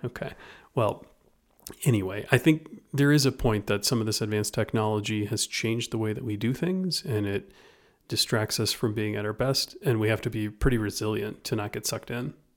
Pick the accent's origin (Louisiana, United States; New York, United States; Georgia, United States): Louisiana, United States; moved away; for me in Louisiana